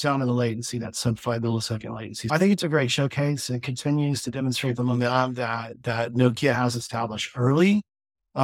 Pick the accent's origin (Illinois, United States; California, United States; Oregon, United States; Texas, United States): Texas, United States; It's based in my home state